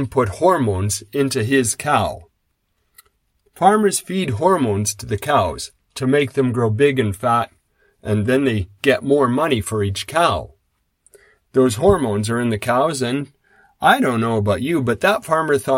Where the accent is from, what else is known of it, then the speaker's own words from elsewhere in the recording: Saskatchewan, Canada; When I grew up in Saskatchewan, I was around grain farms.